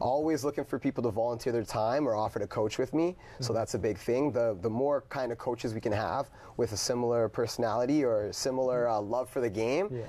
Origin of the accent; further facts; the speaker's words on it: Brantford, Ontario, Canada; I'm from Brantford